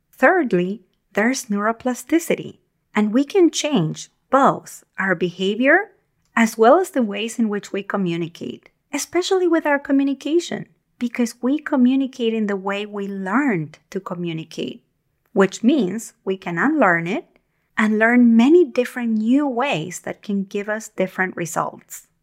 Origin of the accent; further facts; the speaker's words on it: Argentina; moved away; When I was young, growing up in Argentina